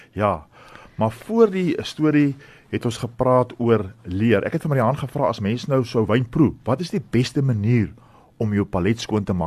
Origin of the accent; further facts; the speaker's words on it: Stellenbosch, Western Cape, South Africa; ek het nou in Stellenbosch groot geword